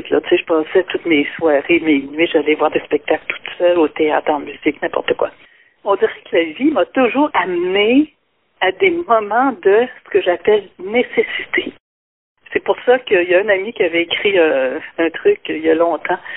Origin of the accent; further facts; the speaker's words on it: Quebec City, Quebec, Canada; moved away as an adult; now in La Pocatière, Canada; moi je suis une fille de Québec.